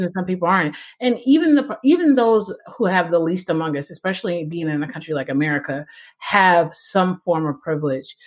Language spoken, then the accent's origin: English; United States; I grew up pretty pretty poor. I'm an American